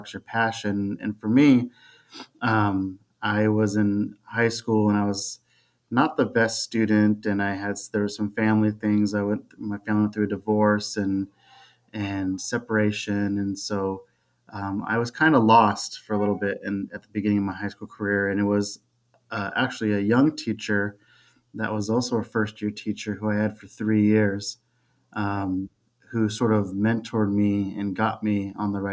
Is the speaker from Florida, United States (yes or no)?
no; Fremont, California, United States; born and raised in Fremont, California